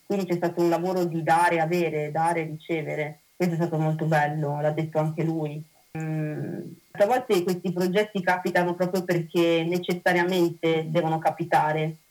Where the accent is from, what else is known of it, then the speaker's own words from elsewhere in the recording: Venice, Veneto, Italy; io vengo da Mestre